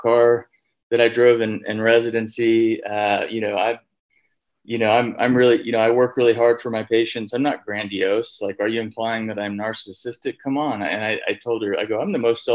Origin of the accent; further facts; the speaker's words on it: Texas, United States; moved away; I'm from Texas originally.